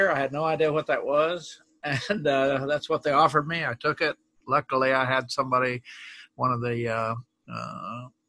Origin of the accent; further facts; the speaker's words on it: Oklahoma, United States; moved away; I grew up in Oklahoma